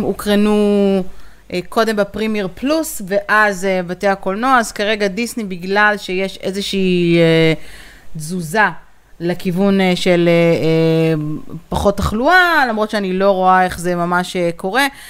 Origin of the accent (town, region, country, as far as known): Israel